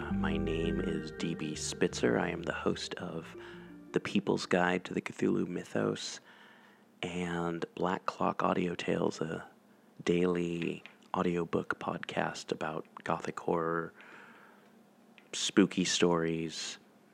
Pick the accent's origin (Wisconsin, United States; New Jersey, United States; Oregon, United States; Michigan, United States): Oregon, United States; Portland; also born or lived in Vancouver, Washington; I grew up in Portland, Oregon, Vancouver, Washington